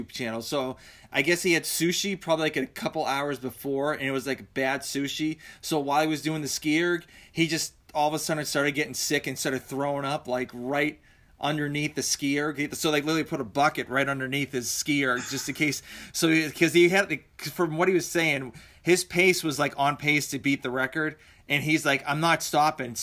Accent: Massachusetts, United States; I'm from Massachusetts

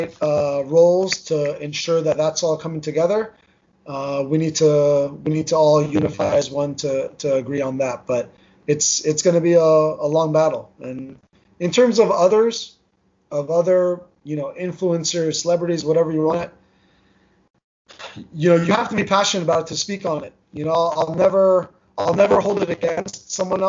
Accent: New Jersey, United States; first language Armenian; English is a second language; I grew up in New Jersey. Armenian was my first language. I spoke English with an accent

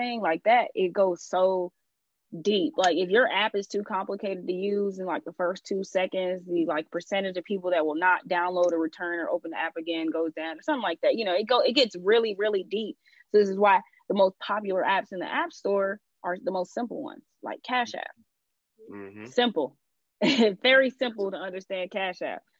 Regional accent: Atlanta, Georgia, United States; I'm from Atlanta.

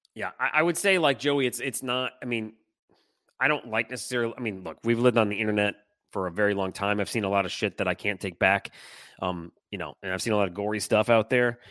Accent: Detroit, Michigan, United States; now in Seattle, United States; growing up in Detroit

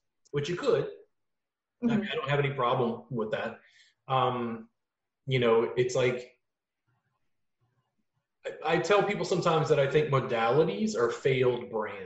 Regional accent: Louisiana, United States; now in Austin, United States; growing up in Louisiana and now living in Austin

